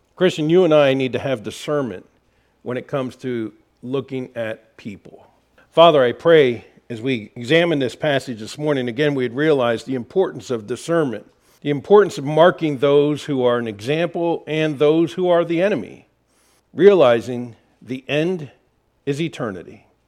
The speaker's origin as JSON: {"language": "English", "town": "Harrisburg", "region": "Pennsylvania", "country": "United States", "moved": "yes", "said": "I'm from Harrisburg, Pennsylvania area"}